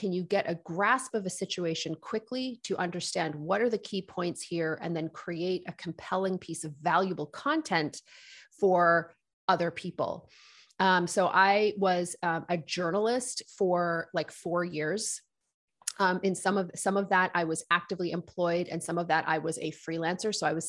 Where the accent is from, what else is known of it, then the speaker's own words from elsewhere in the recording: Nova Scotia, Canada; also born or lived in United Kingdom; So I grew up on the East Coast in Nova Scotia. We immigrated here with my family when from the United Kingdom when I was a kid.